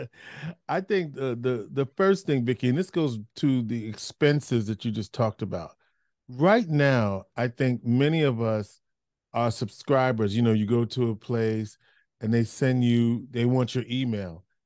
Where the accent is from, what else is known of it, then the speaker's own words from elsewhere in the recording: New York, United States; I grew up in New York